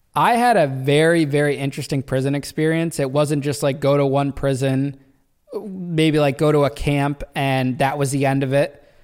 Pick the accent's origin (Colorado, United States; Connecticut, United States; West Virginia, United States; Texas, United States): Connecticut, United States; Danbury; That's how I ended up in Danbury, which is my hometown